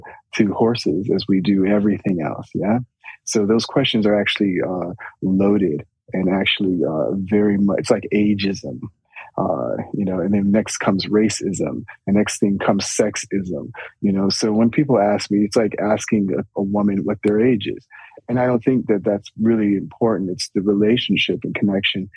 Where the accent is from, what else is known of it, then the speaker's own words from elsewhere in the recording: Chicago, Illinois, United States; I'm from Chicago, born and raised